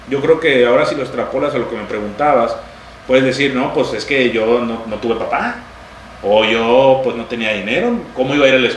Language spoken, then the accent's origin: Spanish; Chiapas, Mexico; Este, y yo soy orgullosamente chiapaneco. Entonces, de alguna manera, el que me digan no es como una ofensa para mí, es un halago, porque yo me siento mexicano